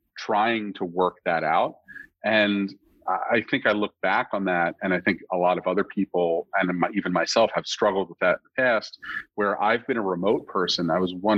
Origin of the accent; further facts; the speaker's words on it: United States; also born or lived in New Jersey; I'm technically from the Northeast Philadelphia suburbs